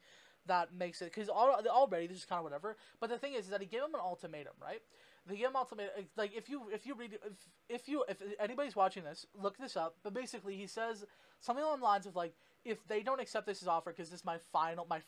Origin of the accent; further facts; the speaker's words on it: Canada; I'm Canadian